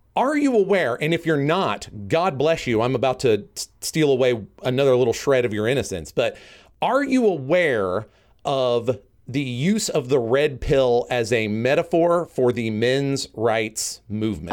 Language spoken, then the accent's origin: English; United States; me being a American man in twenty nineteen